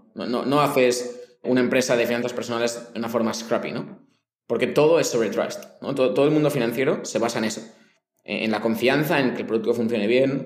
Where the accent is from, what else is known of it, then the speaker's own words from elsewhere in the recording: Spain; moved away as an adult; now in Mexico; como español